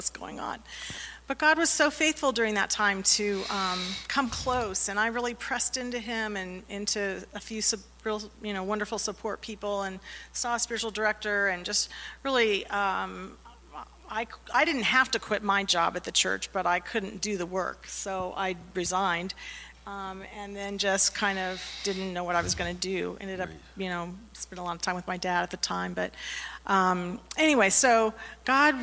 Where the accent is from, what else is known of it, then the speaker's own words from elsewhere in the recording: Winona Lake, Indiana, United States; I grew up in Winona Lake, Indiana